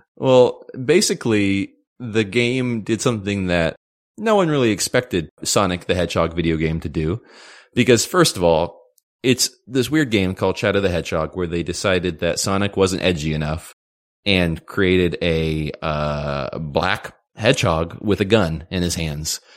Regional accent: United States; Being, you know, uh, American

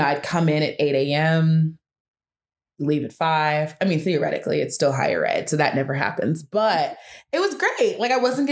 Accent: Atlanta, Georgia, United States; moved away; also born or lived in Las Vegas / Alabama; I'm originally from Atlanta, Georgia. I've lived all over different places. I've lived in Las Vegas. I've lived in Alabama

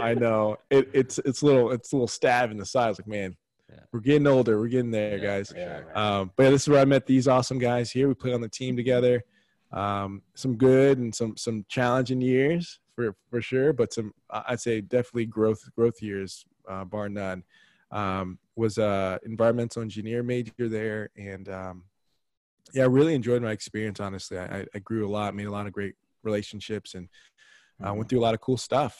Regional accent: San Antonio, Texas, United States; also born or lived in Dallas, Texas; born and bred in Texas, born in Dallas, grew up in San Antonio.

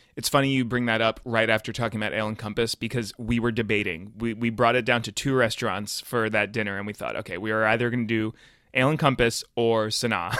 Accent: North Carolina, United States; I'm from North Carolina as well

